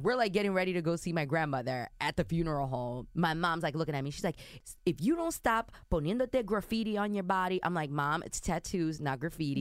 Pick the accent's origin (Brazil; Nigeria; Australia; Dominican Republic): Dominican Republic; i identify as as an Afro Dominican